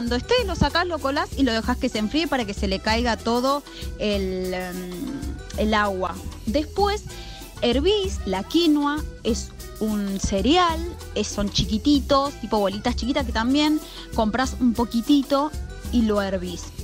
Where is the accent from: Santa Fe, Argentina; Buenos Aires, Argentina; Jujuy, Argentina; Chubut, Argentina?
Buenos Aires, Argentina; Barrio Lanzones; eh, soy de Barrio Lanzones